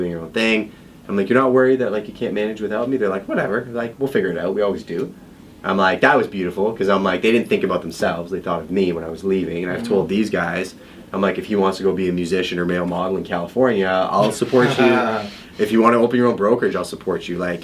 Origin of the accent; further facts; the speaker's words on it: Montreal, Quebec, Canada; moved away as an adult; also born or lived in London, Ontario; I came from Montreal, so I was born and raised in Montreal